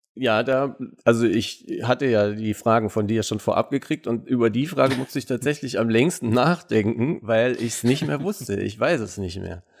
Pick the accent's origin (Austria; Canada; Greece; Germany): Germany; Munich, Bavaria; Ich bin ja, wie gesagt, in München geboren und aufgewachsen